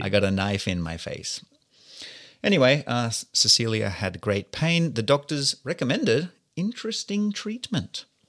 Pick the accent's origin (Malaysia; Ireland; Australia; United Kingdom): Australia; being an Australian like myself